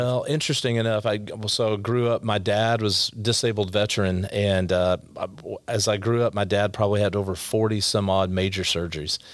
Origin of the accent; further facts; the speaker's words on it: Allen, Texas, United States; also born or lived in Garland, Texas; I grew up in Allen, Texas when it was a little smaller